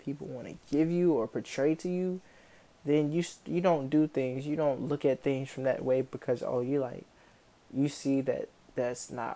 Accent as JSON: {"language": "English", "area": "Camden County", "region": "North Carolina", "country": "United States", "tie": "born or raised there", "also_born_or_lived": "Florence, South Carolina", "said": "I grew up in Camden County, North Carolina, which is like northeastern North Carolina."}